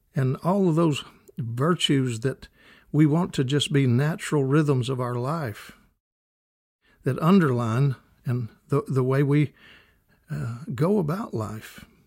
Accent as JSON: {"language": "English", "region": "Kentucky", "country": "United States", "tie": "born or raised there", "said": "growing up in Kentucky"}